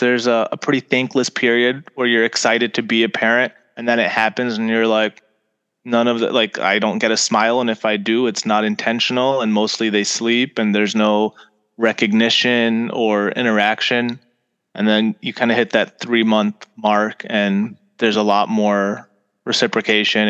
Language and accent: English; Farmington Hills, Michigan, United States; moved away as an adult; also born or lived in Italy; now in Chicago, United States; I grew up in Farmington Hills